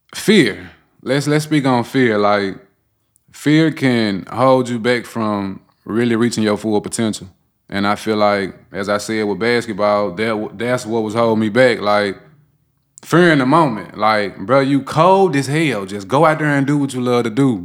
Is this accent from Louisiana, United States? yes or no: no; Memphis, Tennessee, United States; born and raised in South Memphis